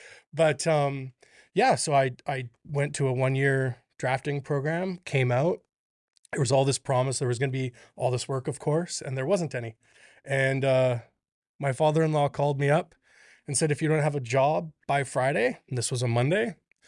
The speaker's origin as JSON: {"language": "English", "region": "Alberta", "country": "Canada", "tie": "born or raised there", "said": "I grew up in Northern Alberta, like an hour out of Grand Prairie, in a log house that my dad skidded with a big cat from one property to a quarter section"}